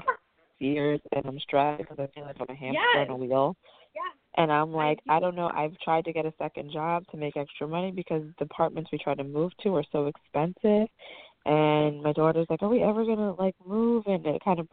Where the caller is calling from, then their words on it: New Jersey, United States; I'm actually calling from New Jersey